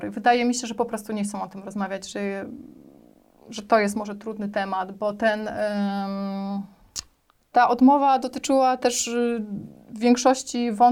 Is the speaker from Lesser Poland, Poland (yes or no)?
no; Warsaw, Masovian Voivodeship, Poland; przyjechałam z Warszawy i że nic nie wiem o Śląsku, że nie jestem stąd.